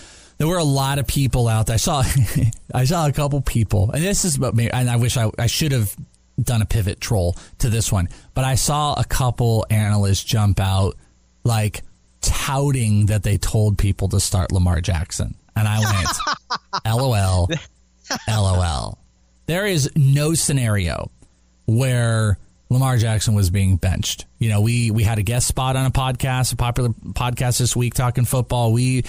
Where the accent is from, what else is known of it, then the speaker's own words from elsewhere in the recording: Wales, United Kingdom; I am Welsh.